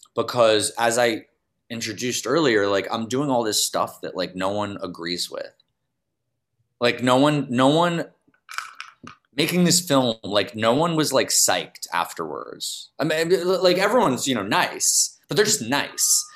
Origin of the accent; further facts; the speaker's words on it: New York City, New York, United States; I'm from New York City